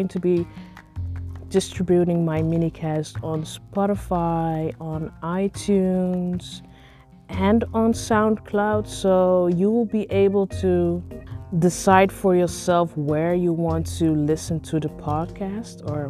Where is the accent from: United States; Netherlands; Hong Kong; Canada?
Netherlands; I am Nigerian, but I grew up here in the Netherlands